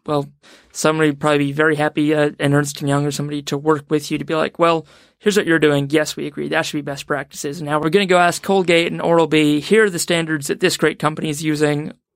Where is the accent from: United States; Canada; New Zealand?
New Zealand